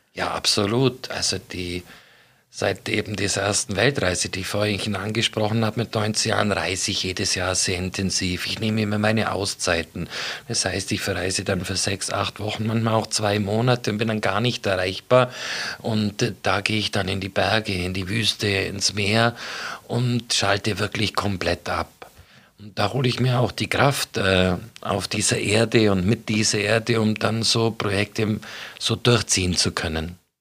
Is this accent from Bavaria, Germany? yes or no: yes; Augsburg, Bavaria, Germany; ich bin Augsburger durch und durch, seit ich hier geboren wurde